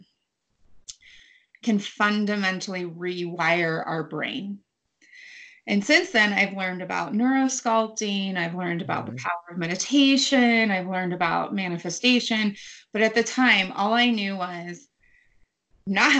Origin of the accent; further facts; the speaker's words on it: United States; I was born in the United States